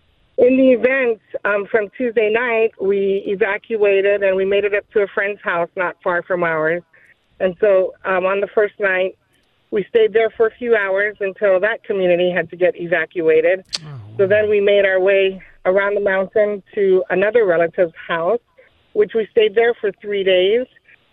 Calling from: Lahaina, Hawaii, United States; I am calling from Lahaina, Maui, Hawaii.

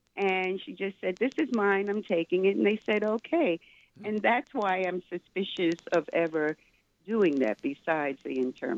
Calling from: New York, United States; I'm … from New York.

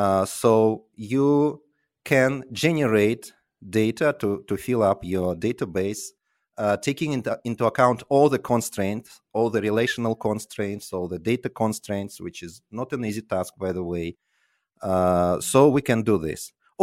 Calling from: Tallinn, Harju County, Estonia; Tallinn currently, but I hope to move to London soon.

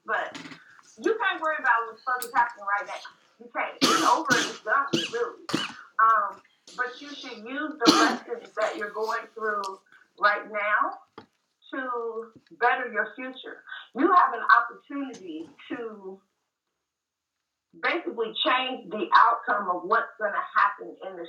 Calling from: Cincinnati, Ohio, United States; I'm calling from Cincinnati, where it's really kind of cold here today.

